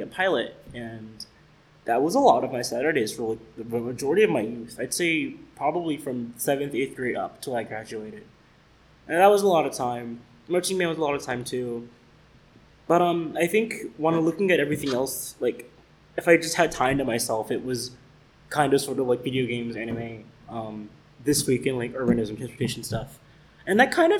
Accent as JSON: {"language": "English", "town": "Decatur", "region": "Georgia", "country": "United States", "tie": "born or raised there", "also_born_or_lived": "Atlanta, Georgia", "moved": "as an adult", "said": "I'm originally from Atlanta, Georgia. I grew up in a suburb of Atlanta called Decatur, even though I was born in the city. I spent the first 18 years of my life there."}